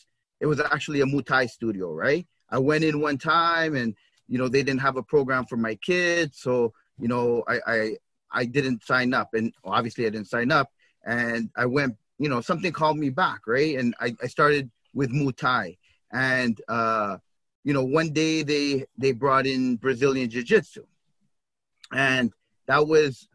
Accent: Toronto, Ontario, Canada; I grew up in the Regent Park neighborhood of Toronto.

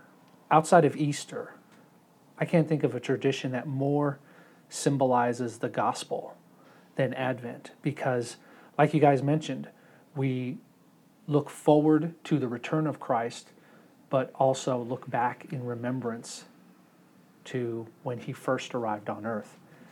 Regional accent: Germany; See, I grew up in Germany mostly for most of my childhood, and my mother is German.

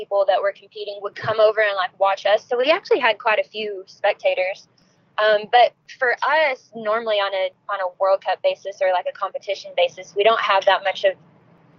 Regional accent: Arkansas, United States; born or raised there

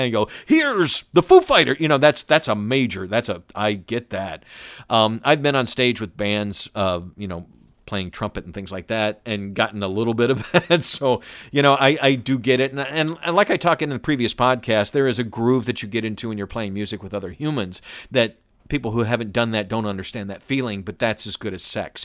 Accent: Atlanta, Georgia, United States; I was born and raised in Atlanta

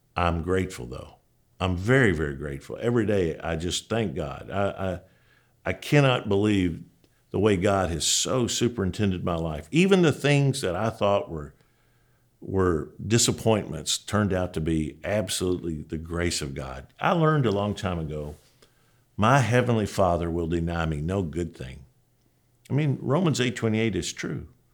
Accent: Julian, Kentucky, United States; moved away; I'm a boy from Julian, Kentucky, and, man, you probably don't even know where Julian is. It's just a crossroads. Literally, when I grew up there, there was a sign that said population eighteen.

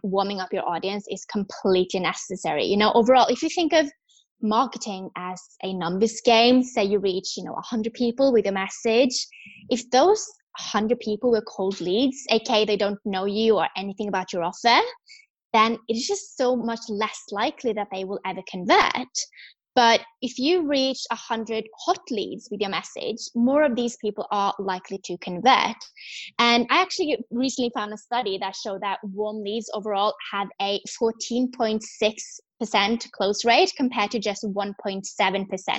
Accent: Norway; moved away as an adult; also born or lived in London; I am from Norway, born and raised

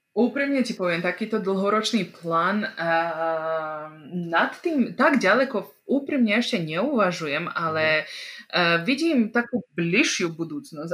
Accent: Bački Petrovac, Vojvodina, Serbia; accent: non-Slovak accent; now in Slovakia; ja som sa narodila a vyrastala som v Srbsku, v takej slovenskej obci, aj v slovenskom mestečku, čo sa volá Bačský Petrovec. A je, on sa nachádza vo Vojvodine.

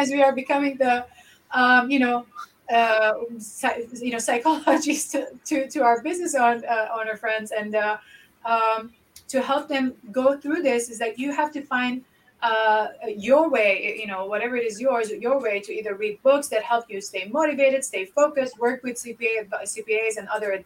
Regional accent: Lebanon; moved away; I grew up in Lebanon and, most of my childhood was in war

